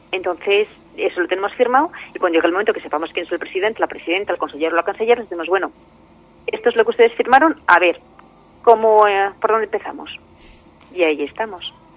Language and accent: Spanish; Castellón de la Plana, Valencian Community, Spain; yo soy de Castellón